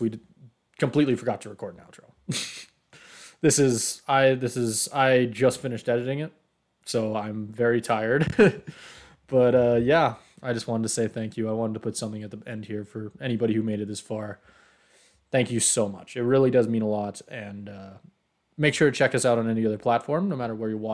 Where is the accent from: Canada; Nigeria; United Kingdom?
Canada; Calgary, Alberta; I'm a hometown guy. I like to cheer for my hometown